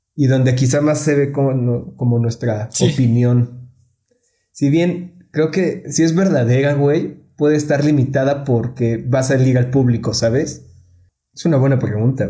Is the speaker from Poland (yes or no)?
no; Mexico; aquí en México